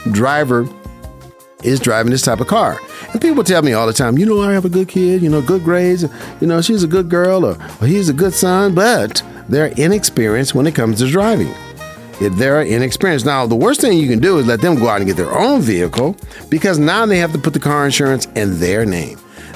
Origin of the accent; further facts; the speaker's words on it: Las Vegas, Nevada, United States; I was born and raised in Vegas, and I love it. This is my hometown.